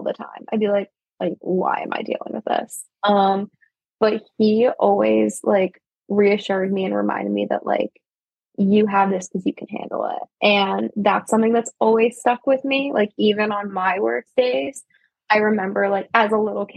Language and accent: English; New Jersey, United States; moved away as an adult; also born or lived in Baltimore